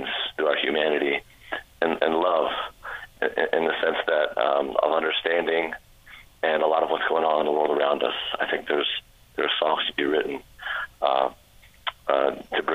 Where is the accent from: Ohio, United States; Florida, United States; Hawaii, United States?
Florida, United States; Orlando; also born or lived in DeLand, Florida; I'm from Orlando, Florida. I've been in Central Florida for about 20 years now